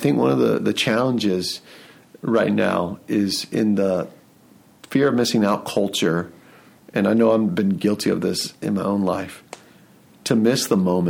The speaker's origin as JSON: {"language": "English", "town": "Atlanta", "region": "Georgia", "country": "United States", "also_born_or_lived": "Lehigh Valley, Pennsylvania", "moved": "yes", "lives_now": "Allentown, United States", "said": "I'm from Atlanta and I love Atlanta"}